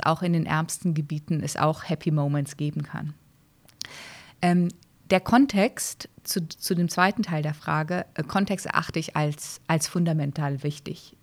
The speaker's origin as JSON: {"language": "German", "country": "Brazil", "tie": "born or raised there", "moved": "yes", "said": "Ich bin in Brasilien aufgewachsen"}